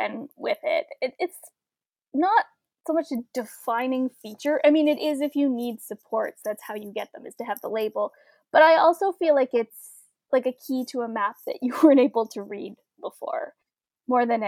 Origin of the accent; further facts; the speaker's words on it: Welland, Ontario, Canada; I grew up in Welland, Ontario, which is about a 20-minute drive from Niagara Falls